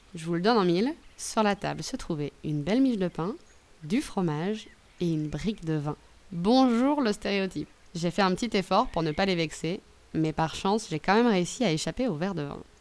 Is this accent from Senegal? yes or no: no; France; je suis française